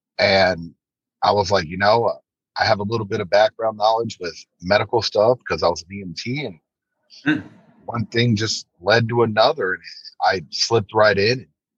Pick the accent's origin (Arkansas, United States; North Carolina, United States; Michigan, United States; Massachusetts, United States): North Carolina, United States; now in Tennessee, United States; No, I came from North Carolina.